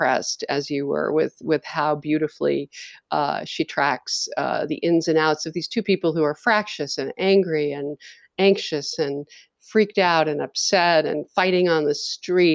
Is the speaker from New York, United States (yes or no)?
yes; New York, United States; moved away; I grew up in New York